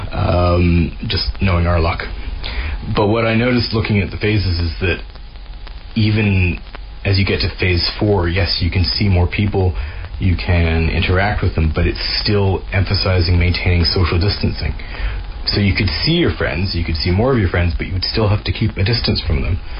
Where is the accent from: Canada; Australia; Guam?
Canada; moved away as an adult; now in Glasgow, United Kingdom; I'm a Canadian reporter who's been living and working in Glasgow, Scotland for the past 18 years or so.